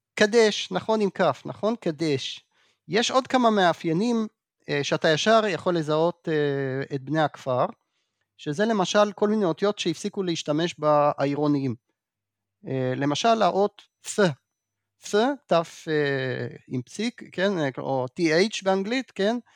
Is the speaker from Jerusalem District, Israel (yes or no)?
yes; Jerusalem, Jerusalem District, Israel; אני אגב ירושלמי במקור